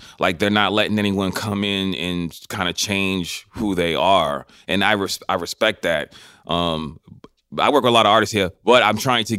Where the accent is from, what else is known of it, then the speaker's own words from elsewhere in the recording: Boston, Massachusetts, United States; moved away as an adult; also born or lived in New York City / Los Angeles; When I grew up in Boston, Massachusetts, right?